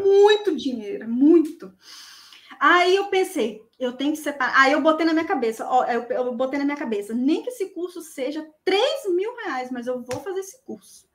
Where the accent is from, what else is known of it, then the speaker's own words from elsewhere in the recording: Vila Velha, Espírito Santo, Brazil; eu sou de Vila Velha, Espírito Santo.